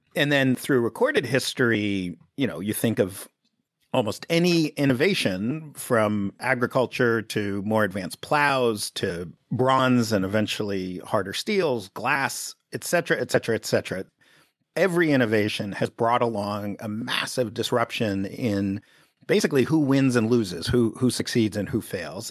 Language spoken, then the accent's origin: English; New York City, New York, United States; I grew up in Greenwich Village in the seventies